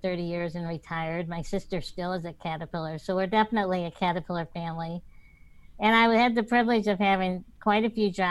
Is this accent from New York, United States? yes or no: no; Central Illinois, United States; I was born in Central Illinois quite a few decades ago